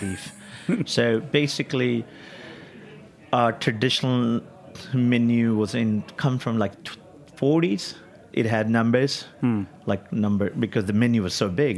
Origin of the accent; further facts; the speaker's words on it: India; also born or lived in Kyneton, Australia / Melbourne, Australia / New York, United States; now in San Francisco, United States; back home growing up in India